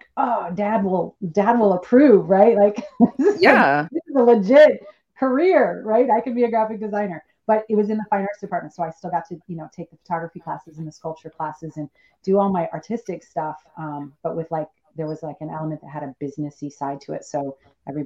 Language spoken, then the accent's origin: English; Michigan, United States; moved away as an adult; also born or lived in San Francisco; now in Sonoma County, United States; I am from the Midwest. So I'm from Michigan. I grew up and stayed there